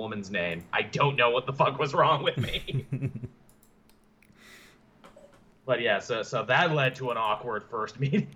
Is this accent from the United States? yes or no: no; Canada; I'm Canadian